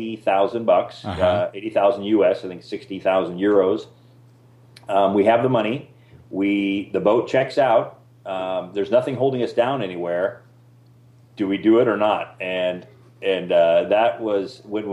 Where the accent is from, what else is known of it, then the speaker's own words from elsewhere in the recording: Arizona, United States; moved away as an adult; also born or lived in Costa Rica; we're from Arizona